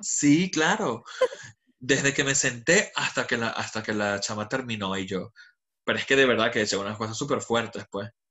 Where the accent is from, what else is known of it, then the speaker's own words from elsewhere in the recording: Venezuela; also born or lived in Dubai; now in London, United Kingdom; Yo soy venezolano, 100%